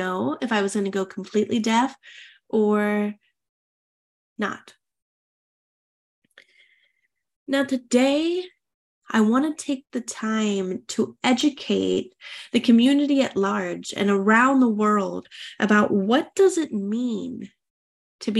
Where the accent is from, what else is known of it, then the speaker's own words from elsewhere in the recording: United States; moved away as an adult; I'm an American expat. I have an international relationship. My husband is French and I'm American